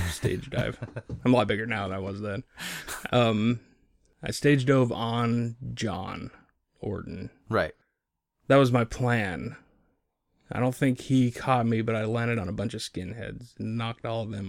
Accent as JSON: {"language": "English", "town": "Bellingham", "region": "Washington", "country": "United States", "tie": "born or raised there", "said": "born raised, uh, born and raised in Bellingham."}